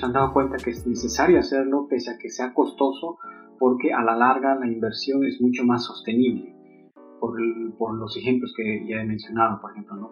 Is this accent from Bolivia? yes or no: yes; Bolivia; moved away; nosotros como bolivianos